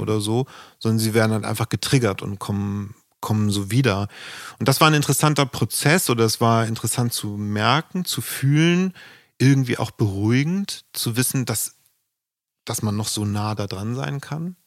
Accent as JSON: {"language": "German", "town": "Flensburg", "region": "Schleswig-Holstein", "country": "Germany", "tie": "born or raised there", "said": "Musik hatte in Flensburg nicht den Wert, jedenfalls in der Gegend, wo ich aufgewachsen bin"}